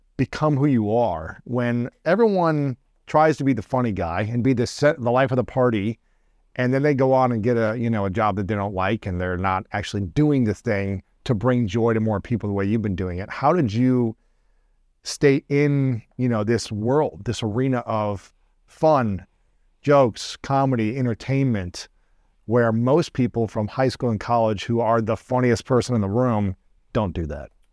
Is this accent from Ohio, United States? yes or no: yes; Ohio, United States; moved away as an adult; now in Los Angeles, United States; I grew up in Ohio, uh, great people, great, you know, all four seasons